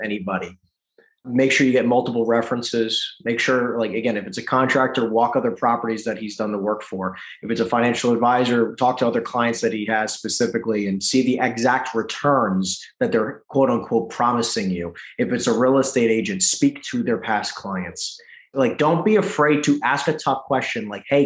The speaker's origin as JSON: {"language": "English", "region": "East Coast", "country": "United States", "moved": "yes", "said": "I'm from the East Coast"}